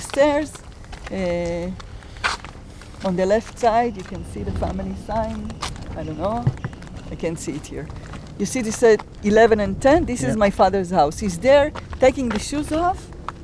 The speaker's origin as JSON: {"language": "English", "town": "Kfar Aza", "region": "Southern District", "country": "Israel", "tie": "born or raised there", "said": "I'm a daughter of the kibbutz and a resident of the kibbutz"}